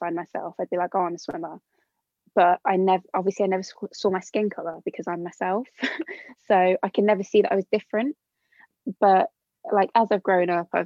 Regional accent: Birmingham, West Midlands, United Kingdom; I'm from Birmingham originally, so like a really diverse area. Like at school was never like the only non-white person in the class

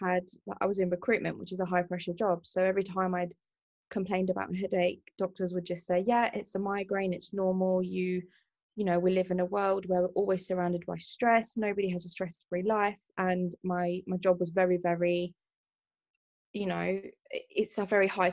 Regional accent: London, United Kingdom; I'm from London

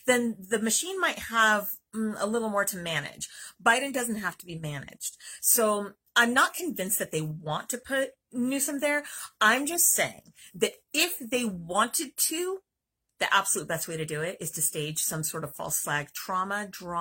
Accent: California, United States; as a Californian

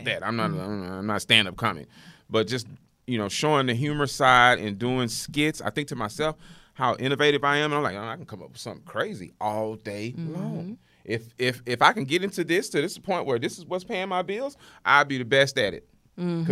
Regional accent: Houston, Texas, United States; South Park, Houston, Texas. I jumped out of Jeff Davis Hospital, which I ain't even there no more, so I'm showing my age. I jumped out of Jeff Davis Hospital and landed on Malmedy Street

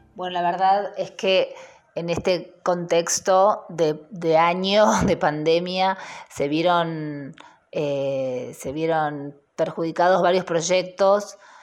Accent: Buenos Aires, Argentina; Yo soy de Buenos Aires, eh, nacida y criada en San Telmo, ahora vivo en Almagro

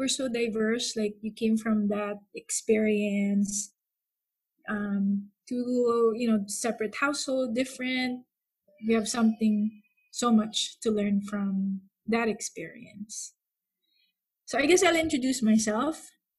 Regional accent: Philippines; moved away as an adult; now in United States; I was born and raised in the Philippines, and I actually came in the States when I was 23 years old.

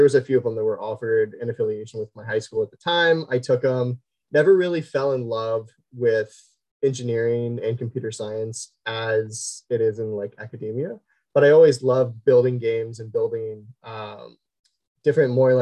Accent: Southwest Ohio, United States; born and raised Southwest Ohio

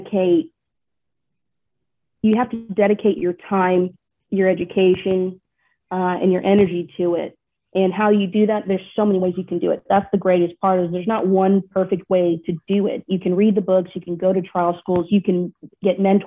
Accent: Texas, United States; accent: Texas; my Texas accent really comes out heavier

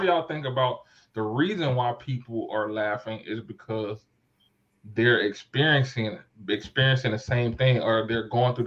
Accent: Fort Lauderdale, Florida, United States; I'm from South Florida, Fort Lauderdale

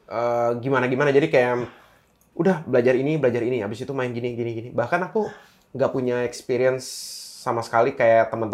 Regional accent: Bali, Indonesia; iya aku sampai kuliah tapi nggak kelar dulu aku perhotelan

